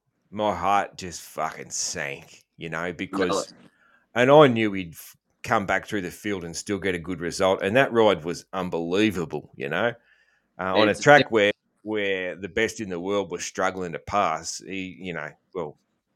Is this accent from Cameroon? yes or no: no; Australia; I'm an Aussie